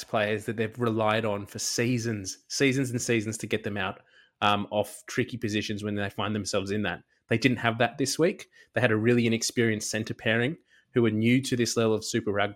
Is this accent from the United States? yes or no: no; Australia; as an Australian fan